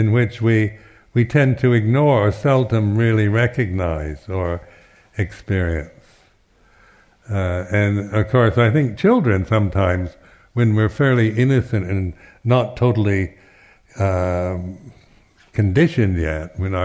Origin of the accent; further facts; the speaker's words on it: United States; now in United Kingdom; being American